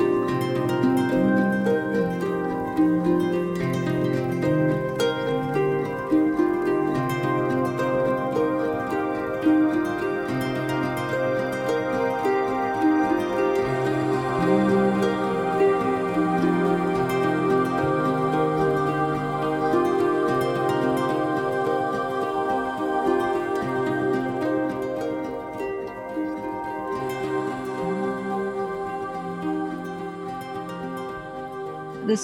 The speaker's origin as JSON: {"language": "English", "country": "Mexico", "tie": "born or raised there", "said": "I grew up in Mexico. I have a German father and a Mexican mother"}